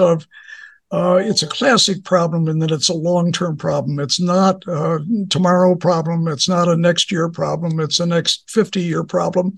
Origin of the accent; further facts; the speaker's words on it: Toledo, Ohio, United States; moved away; I grew up in Toledo, Ohio